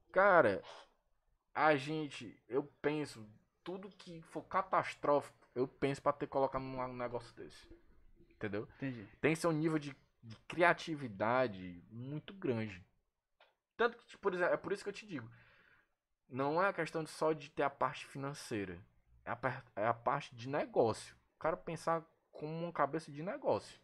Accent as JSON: {"language": "Portuguese", "region": "Ceará", "country": "Brazil", "said": "aqui no nosso, pelo menos no nosso estado"}